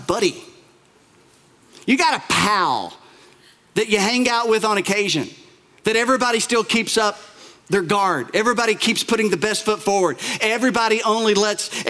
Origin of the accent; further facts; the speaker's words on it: Bell County, Appalachia, Kentucky, United States; here in Appalachia, and I love Appalachia, I'm from here, I'm from Bell County, and that's about as Appalachia as it comes